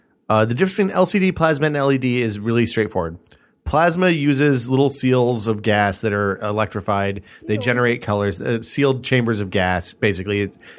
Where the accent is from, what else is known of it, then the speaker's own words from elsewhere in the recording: Orange, California, United States; my hometown is the beautiful city of Orange in tragically conservative Orange County, California.